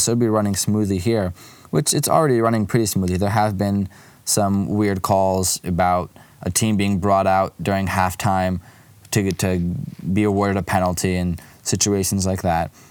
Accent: Lviv, Lviv Oblast, Ukraine; moved away; my hometown club, Karpatı Lviv

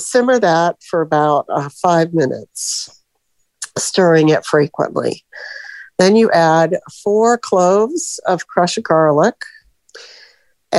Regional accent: Florida, United States; also born or lived in Michigan; I'm from Florida, but in Michigan right now

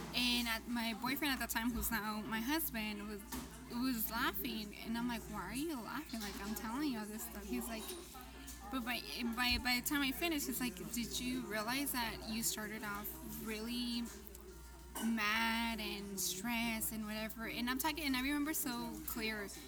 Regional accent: United States; also born or lived in Mexico (ancestry); because I'm American. Like I was born here

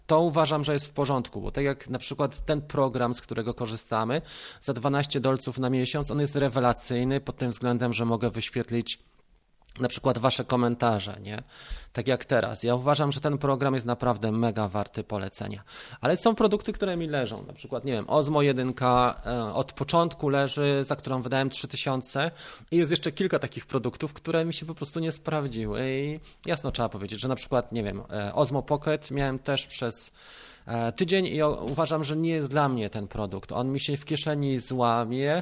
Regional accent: Poland; jestem z Polski

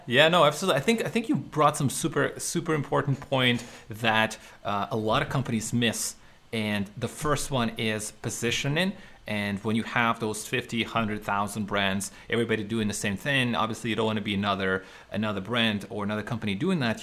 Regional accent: Ukraine; now in Canada; I was not from Canada. I, I, was still living in Ukraine in Eastern Europe

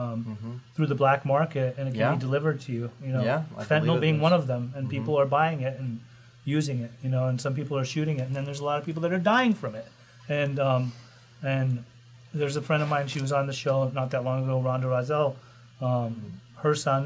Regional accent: Costa Mesa, California, United States; I love Costa Mesa. I grew up in Costa Mesa.

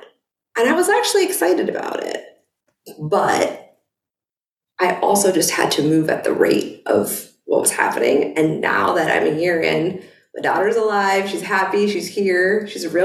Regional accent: Boston, Massachusetts, United States; moved away; my husband and I have lived in Boston. I was from Boston.

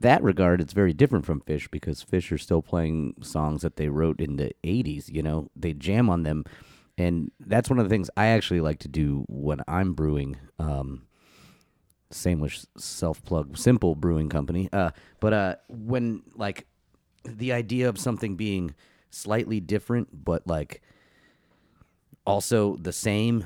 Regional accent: Florida, United States; growing up in Florida

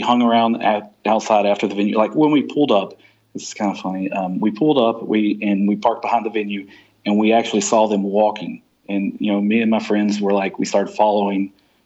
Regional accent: Kentucky, United States; I'm from Kentucky

